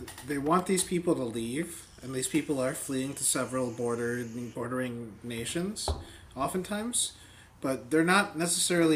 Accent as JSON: {"language": "English", "country": "United States", "said": "as an American"}